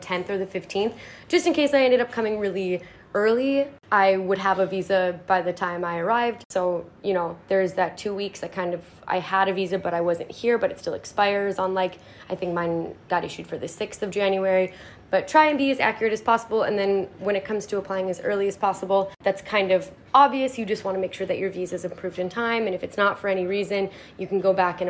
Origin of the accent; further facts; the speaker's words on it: United States; we as Americans